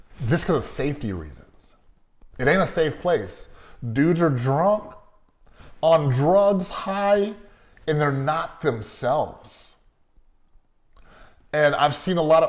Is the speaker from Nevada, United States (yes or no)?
yes; Las Vegas, Nevada, United States; I'm from Vegas